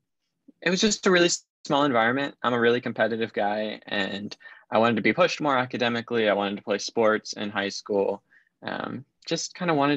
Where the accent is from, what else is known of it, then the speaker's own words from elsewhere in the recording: Maryland, United States; I grew up in Maryland, okay. So kind of DC suburbs